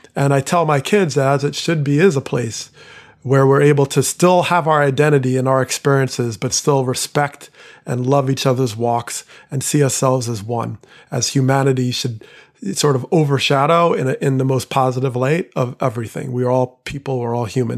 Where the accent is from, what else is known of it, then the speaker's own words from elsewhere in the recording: Teaneck, New Jersey, United States; I grew up in Teaneck, New Jersey, one of the first towns to voluntarily desegregate.